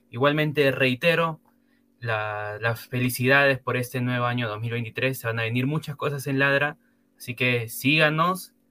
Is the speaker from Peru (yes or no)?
yes; Peru; now in Argentina; yo soy de Perú, pero ya parezco argentino por el tiempo que llevo aquí.